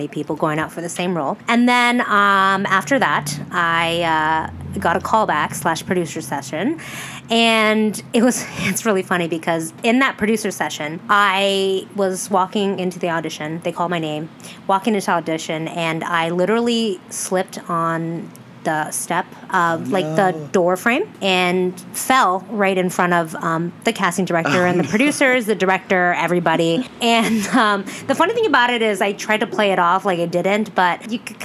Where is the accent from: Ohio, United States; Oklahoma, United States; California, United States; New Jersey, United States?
California, United States; Los Angeles; I am born and raised in Los Angeles, California